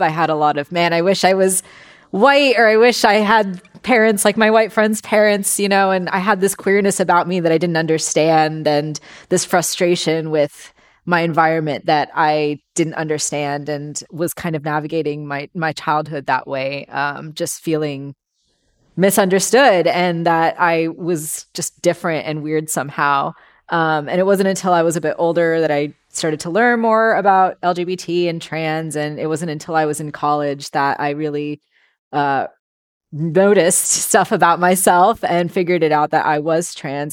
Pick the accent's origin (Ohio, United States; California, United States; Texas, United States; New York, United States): California, United States; Bay Area; I was born and raised here in the Bay Area